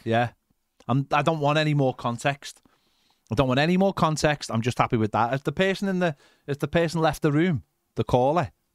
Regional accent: Liverpool, North West England, United Kingdom; those kind of people represent me more as a Scouser than English people

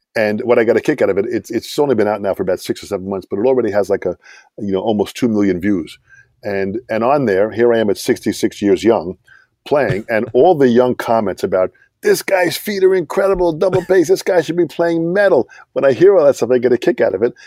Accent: Long Island, New York, United States; I'm from Long Island.

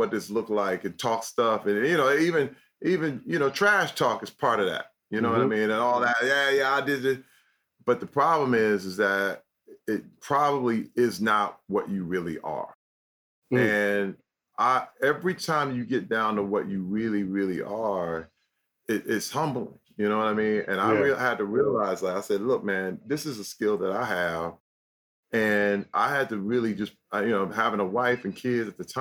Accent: Flint, Michigan, United States; growing up in Flint, I used to get clowned for talking white

